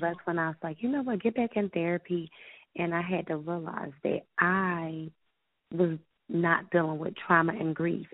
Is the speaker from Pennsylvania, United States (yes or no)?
yes; Philadelphia, Pennsylvania, United States; I'm from West Philadelphia, born and raised